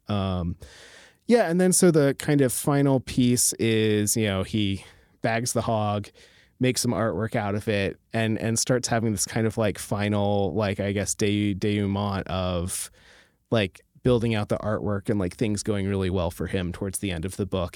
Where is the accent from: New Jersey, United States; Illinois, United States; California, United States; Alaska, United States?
Alaska, United States; rural; I grew up in, like, a rural Alaska